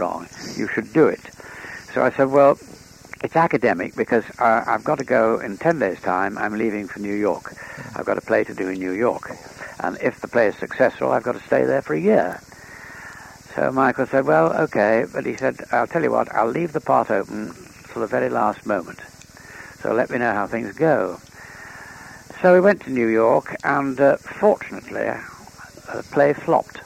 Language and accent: English; East Riding of Yorkshire, Yorkshire and the Humber, United Kingdom; also born or lived in Whitby, North Riding; now in Yorkshire, United Kingdom; I was a Yorkshireman. I still am a Yorkshireman. Mm. I was born in the East Riding.